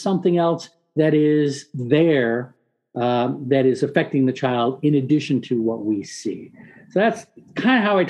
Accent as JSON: {"language": "English", "town": "San Diego", "region": "California", "country": "United States", "tie": "born or raised there", "second_language": "English", "moved": "yes", "said": "I grew up in San Diego, so it's always a homecoming for me"}